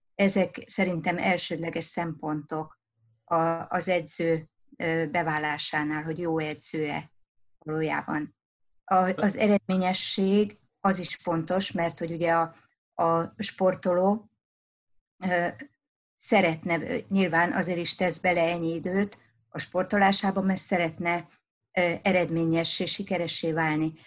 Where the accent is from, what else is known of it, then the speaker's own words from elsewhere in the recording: Szabadszállás, Bács-Kiskun, Hungary; ahol én felnőttem vidéken szabadszálláson